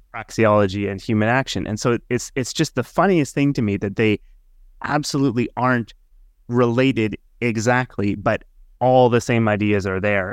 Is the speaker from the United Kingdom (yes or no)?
no; Canada; moved away as an adult; now in Finland; I'm from Canada